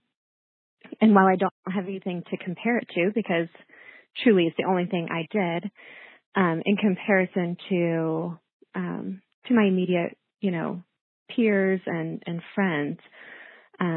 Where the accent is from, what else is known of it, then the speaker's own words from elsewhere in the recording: Kansas City, Missouri, United States; moved away as an adult; also born or lived in Florida; now in St. Louis, United States; I grew up in Kansas City, Missouri side, with three siblings.